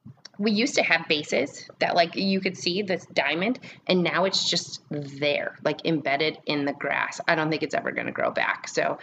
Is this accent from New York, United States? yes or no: no; Lake Geneva, Wisconsin, United States; I come from a landscaping family. I grew up in Lake Geneva. We had my dad still owns a landscaping company.